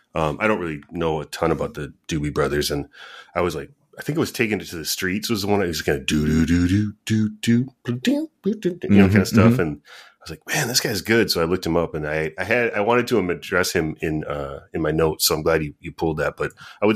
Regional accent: Midwest, United States; growing up in the Midwest

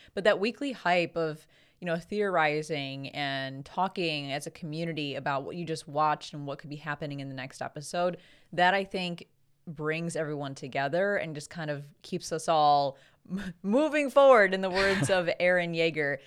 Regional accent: Chicago, Illinois, United States; It's our home convention because we're from Chicago

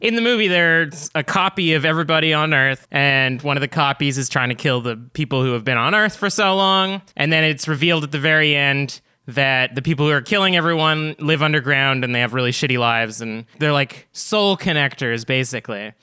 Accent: Canada; we're not American. Us, us are Canadian

